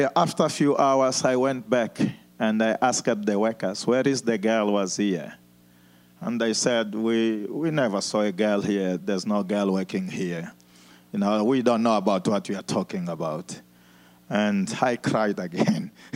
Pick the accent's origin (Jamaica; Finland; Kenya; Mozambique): Mozambique; moved away as an adult; also born or lived in South Africa; I was born in Mozambique